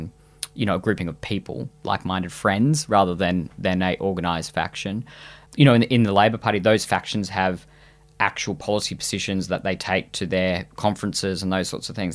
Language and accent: English; Queensland, Australia; as a Queenslander